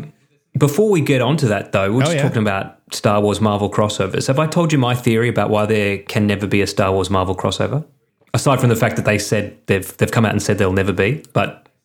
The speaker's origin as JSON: {"language": "English", "town": "Penrith", "region": "New South Wales", "country": "Australia", "tie": "born or raised there", "said": "I grew up in Penrith."}